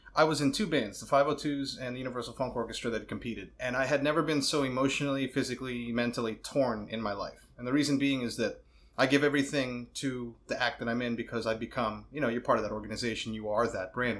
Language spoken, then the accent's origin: English; New York City, New York, United States; I'm a bad New Yorker. I was born in Brooklyn, Rockaway